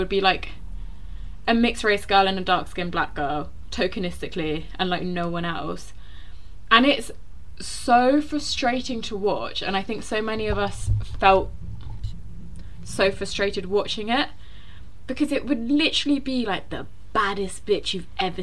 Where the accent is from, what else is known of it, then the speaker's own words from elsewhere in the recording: London, United Kingdom; moved away; I moved away from South London